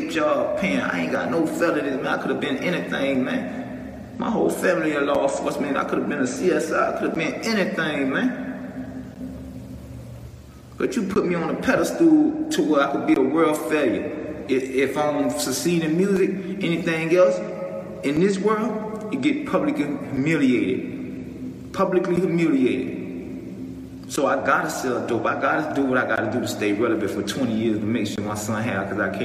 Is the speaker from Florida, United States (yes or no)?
yes; Miami, Florida, United States; I'm from Liberty City, I'm from Overtown